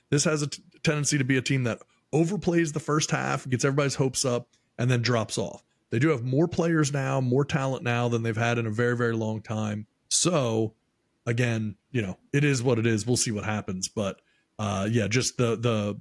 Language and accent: English; Baltimore, Maryland, United States; I'm from Baltimore